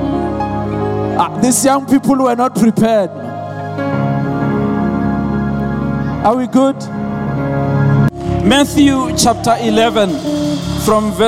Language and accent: English; Venda, Limpopo, South Africa; I'm from Venda, so there are cows there. So we grow up with cows